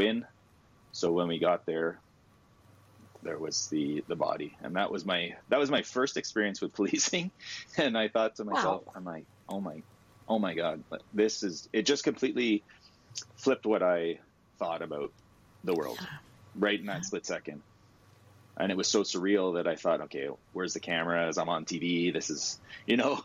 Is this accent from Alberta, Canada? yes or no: no; Ottawa, Ontario, Canada; I grew up in Bayshore